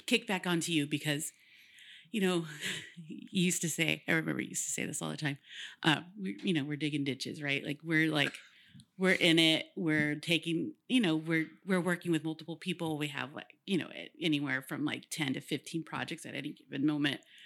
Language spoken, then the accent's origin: English; Woodland, California, United States; I'm from Wood, Woodland